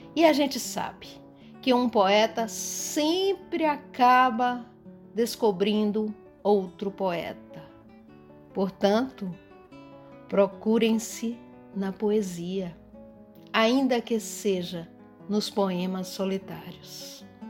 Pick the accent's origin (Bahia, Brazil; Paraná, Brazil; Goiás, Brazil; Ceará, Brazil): Bahia, Brazil; sou baiana